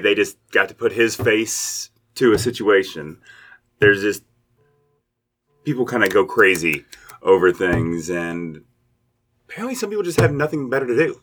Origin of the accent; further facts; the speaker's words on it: Lexington, Kentucky, United States; moved away as an adult; also born or lived in Indianapolis / Louisville; now in Covington, United States; I'm from Lexington, Kentucky, so I went to uh, Dunbar, uh, right near Keeneland.